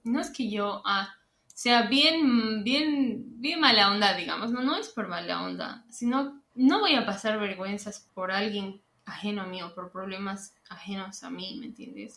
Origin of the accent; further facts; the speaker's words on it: Bolivia; moved away; entre bolivianos